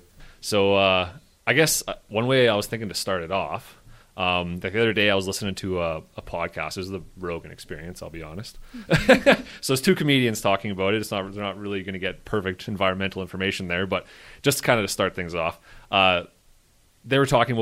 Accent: Slave Lake, Alberta, Canada; I was in Slave Lake. I grew up in Slave Lake. So I have family members who lost houses and stuff in that.

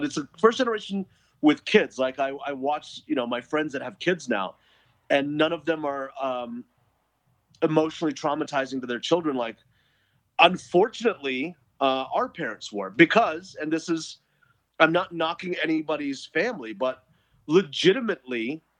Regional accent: India; As an Indian, you would think I would know what Tiger Bomb was, but I didn't.

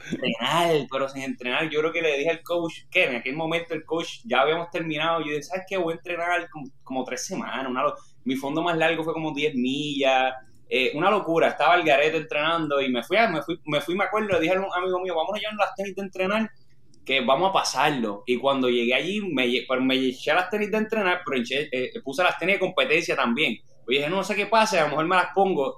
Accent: Orocovi, Puerto Rico; moved away as an adult; also born or lived in Manatí, Puerto Rico; now in Texas, United States; nací en, Manatí, pero me crié, yo soy de Orocovi

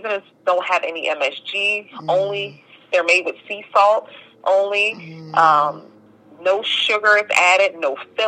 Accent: New Jersey, United States; moved away as an adult; also born or lived in Bronx, New York / New Orleans, Louisiana; now in Atlanta, United States; I moved to Jersey

